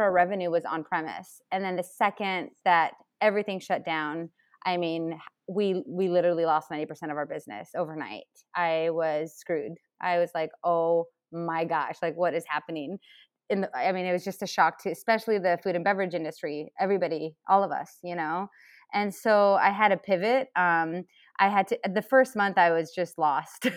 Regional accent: Chile; now in United States; I come from Chile

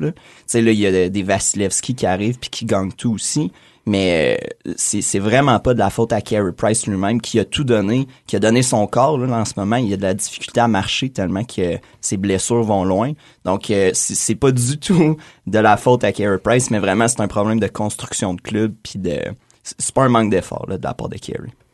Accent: Quebec, Canada; en tant que Québécois

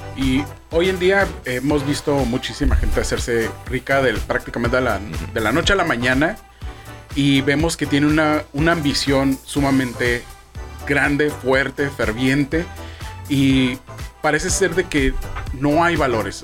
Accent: Mexico; also born or lived in Baja California; que no tranza no avanza es un lema que, que tenemos como mexicanos

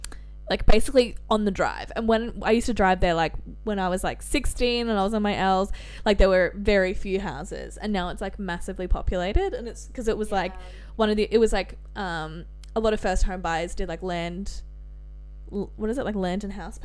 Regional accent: Geelong, Victoria, Australia; I'm from Geelong

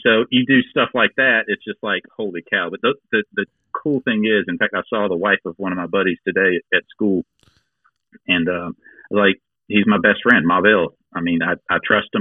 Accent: Gates County, North Carolina, United States; now in Greenville, United States; I'm from Gates County, which is literally the most rural county in North Carolina

